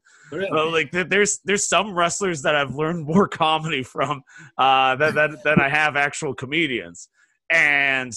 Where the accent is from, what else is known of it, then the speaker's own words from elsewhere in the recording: Hyannis, Massachusetts, United States; also born or lived in Fargo, North Dakota / Martha's Vineyard; I was born and raised in the Cape.